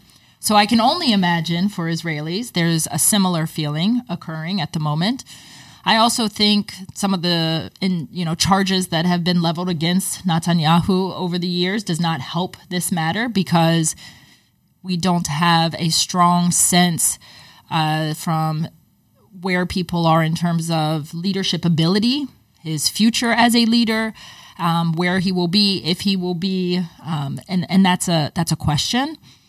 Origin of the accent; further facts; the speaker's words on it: United States; I can speak as an American